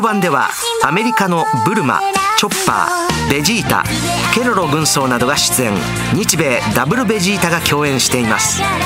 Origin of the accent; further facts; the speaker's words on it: Osaka, Japan; accent: Osaka dialect; 僕の大阪弁